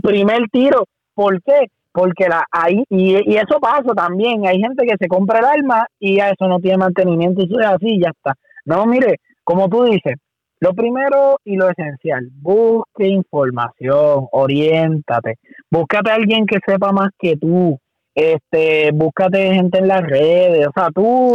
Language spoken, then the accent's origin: Spanish; Puerto Rico; soy el único boricua